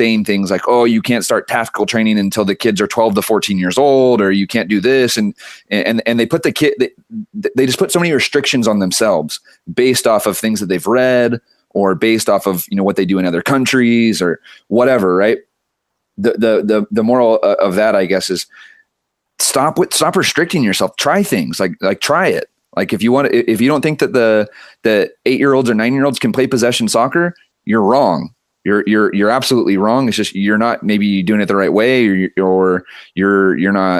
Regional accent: Santa Maria, California, United States; I grew up in Santa Maria, California

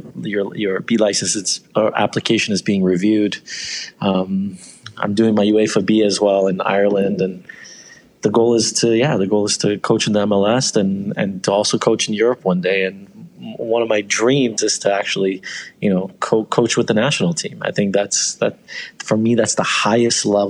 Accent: Iran; also born or lived in Canada; now in Toronto, Canada; I was born in Iran, and you know, we left in 96

